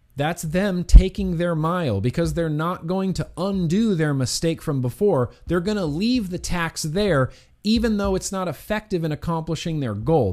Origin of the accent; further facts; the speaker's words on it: United States; we, as American citizens